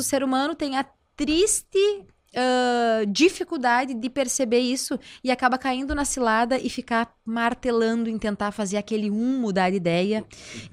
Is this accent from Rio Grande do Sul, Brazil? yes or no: yes; Passo Fundo, Rio Grande do Sul, Brazil; moved away as an adult; now in Porto Alegre, Brazil; que veio lá de Passo Fundo